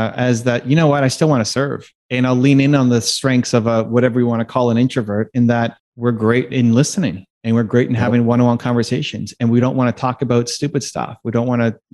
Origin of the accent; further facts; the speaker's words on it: Canada; being a Canadian